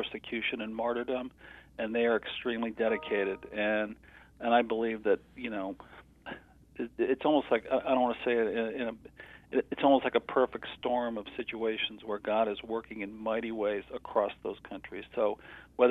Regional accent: Connecticut, United States; I grew up in Connecticut, and I grew up in the same church that Jonathan Edwards grew up in.

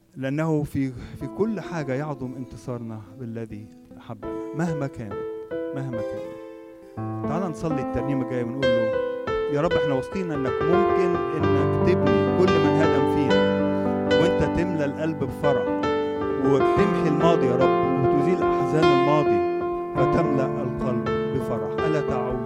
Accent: Egypt; عندنا في مصر

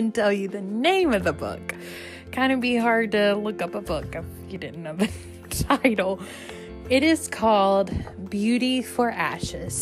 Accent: Louisiana, United States; moved away; I was actually in my home state, Louisiana

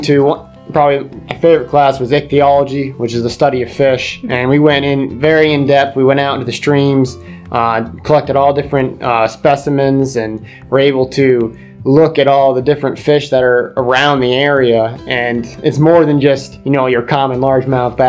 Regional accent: Susquehanna County, Pennsylvania, United States; I grew up here in Susquehanna County

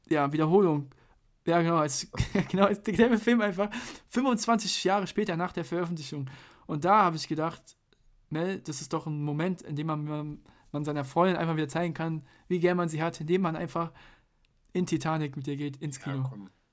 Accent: Mainz, Rhineland-Palatinate, Germany; wir sind ja Mainzer

